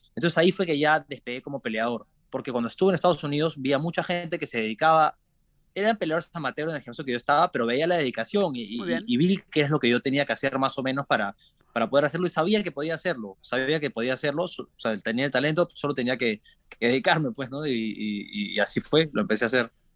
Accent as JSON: {"language": "Spanish", "region": "Lima", "country": "Peru", "tie": "born or raised there", "moved": "as an adult", "lives_now": "Sanford, United States", "said": "crecí nací en Lima, nací en Lima y me crié en Lima. Es la capital de Perú"}